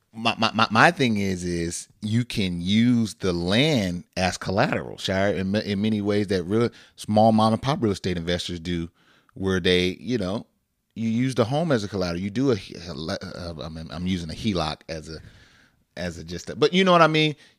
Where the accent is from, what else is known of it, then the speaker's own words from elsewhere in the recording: Northern California, United States; we grew up in Northern California.